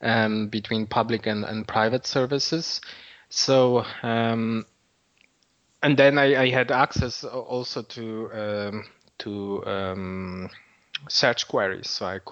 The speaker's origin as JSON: {"language": "English", "country": "Poland", "second_language": "English", "lives_now": "Dublin, Ireland", "said": "as you can hear from my accent, I'm not from Dublin originally."}